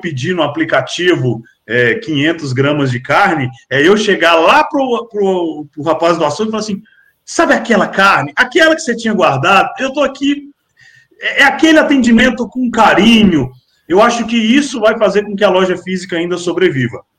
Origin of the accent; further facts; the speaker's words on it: Brasília, Federal District, Brazil; now in Minas Gerais, Brazil; eu não sou daqui, eu sou de Brasília, mas eu, eu vivo em Minas Gerais